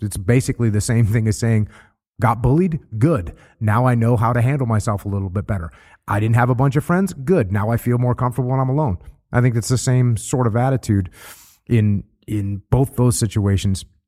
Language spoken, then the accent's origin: English; New England, United States; I grew up surfing in New England, and it's freezing cold.